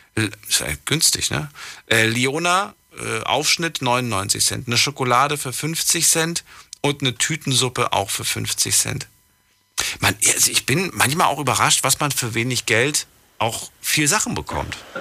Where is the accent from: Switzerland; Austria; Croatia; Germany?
Germany; Thuringia; Ich bin ja schließlich auch in Thüringen geboren